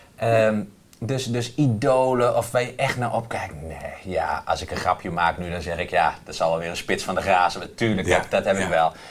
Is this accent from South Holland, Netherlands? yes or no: no; Doetinchem, Gelderland, Netherlands; ik kom hier uit Doetinchem en in de Achterhoek praten we allemaal met elkaar.